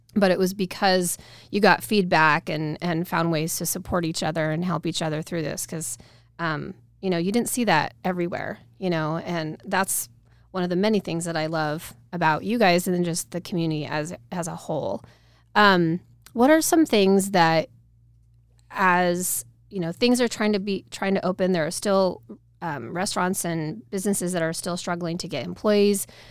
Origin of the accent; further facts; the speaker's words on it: Nampa, Idaho, United States; since I grew up in Nampa